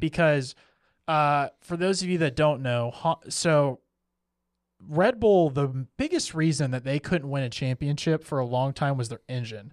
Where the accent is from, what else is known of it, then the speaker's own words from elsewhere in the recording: United States; as an American